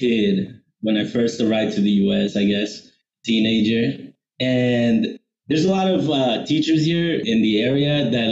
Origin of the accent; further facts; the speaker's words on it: Mexico; moved away; I was born in Mexico. I'm from like a little, really rural town in Mexico